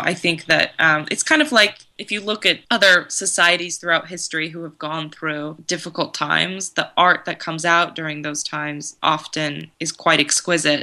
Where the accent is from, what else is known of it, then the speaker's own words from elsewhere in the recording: California, United States; also born or lived in Koroni, Greece; I was born in California, and my yaya and papu were on my dad's side were from Greece